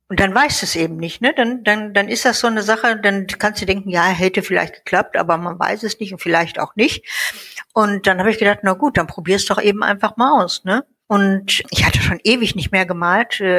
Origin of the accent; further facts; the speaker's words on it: North Rhine-Westphalia, Germany; also born or lived in Munich; now in Baden-Württemberg, Germany; Ja, ja, also ähm … geboren in München, aufgewachsen in NRW und jetzt seit 20 Jahren in Baden-Württemberg wieder.